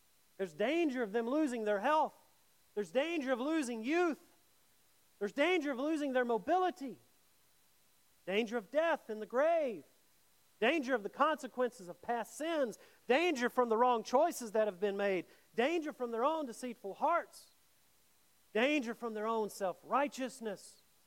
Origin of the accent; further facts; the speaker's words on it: Mississippi, United States; I grew up in Mississippi